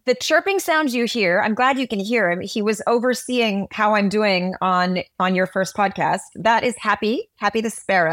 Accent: Montreal, Quebec, Canada; I'm from Montreal, Canada. I'm half Guyanese. South American

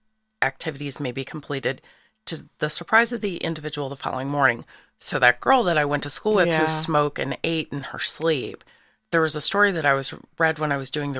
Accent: St. Louis, Missouri, United States; I'm a Capricorn. I'm from South St. Louis, and I'm a stage zero.

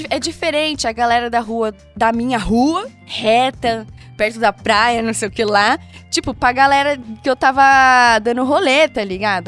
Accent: Brazil; sou caiçara

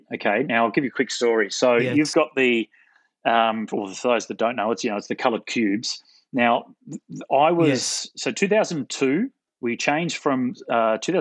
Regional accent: Gold Coast, Queensland, Australia; moved away; back in the day when I was a Queenslander, so I grew up racing in Queensland on the Gold Coast

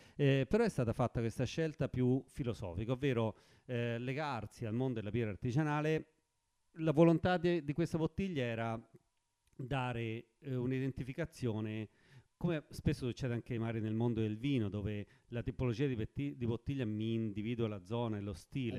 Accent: Forte dei Marmi, Tuscany, Italy; io sono di Forte dei Marmi, ma ho aperto a Pietrasanta

